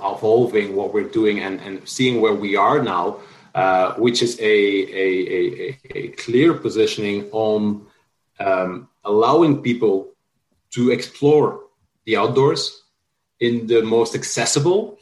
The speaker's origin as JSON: {"language": "English", "region": "Flanders", "country": "Belgium", "tie": "born or raised there", "also_born_or_lived": "France", "moved": "yes", "lives_now": "San Francisco, United States", "said": "As I was little, I grew up in Belgium, in Flanders, which isn't exactly remote"}